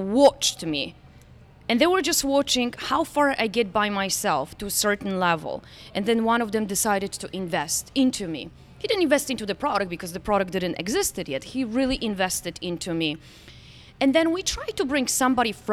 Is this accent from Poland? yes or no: yes; Poland; now in Florida, United States; I was raised in Poland